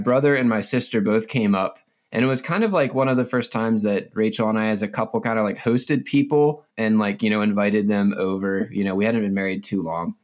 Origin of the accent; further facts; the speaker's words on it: Mount Airy, Maryland, United States; moved away as an adult; also born or lived in Lynchburg, Virginia; now in Colorado, United States; I grew up in, uh, Mount Airy, Maryland. pretty much my entire life.